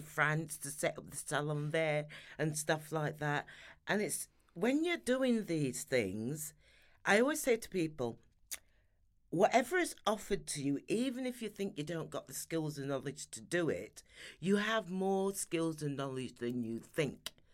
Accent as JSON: {"language": "English", "town": "Sheffield", "region": "Yorkshire and the Humber", "country": "United Kingdom", "tie": "born or raised there", "also_born_or_lived": "London", "moved": "as an adult", "said": "I'm Sheffield born and bred, so I'm a Yorkshire lass"}